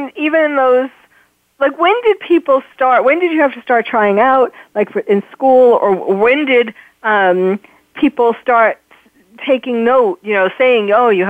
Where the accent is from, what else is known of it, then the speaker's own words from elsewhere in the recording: New York, United States; I was born and raised in New York.